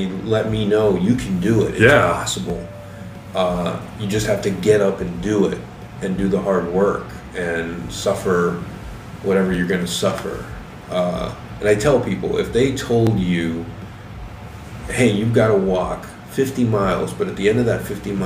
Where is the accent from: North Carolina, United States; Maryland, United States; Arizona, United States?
Arizona, United States; Tucson; I grew up in Tucson in a very poor neighborhood